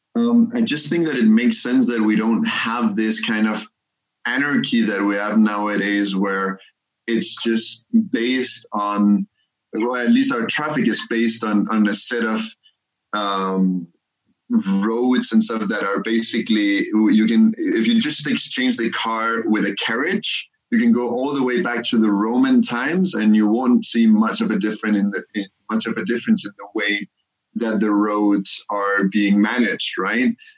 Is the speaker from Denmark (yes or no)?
yes; Copenhagen, Capital Region of Denmark, Denmark; moved away as an adult; also born or lived in Cairo, Egypt / Germany / Singapore; I come from Copenhagen